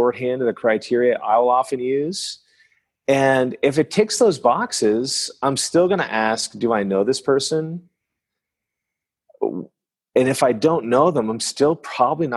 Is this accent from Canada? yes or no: yes; northern New Brunswick, Canada; first language French; English is a second language; now in Dallas, United States; I grew up in a French town in northern New Brunswick in the east coast of Canada. And the first language I learned to speak is French. And so my mother tongue is French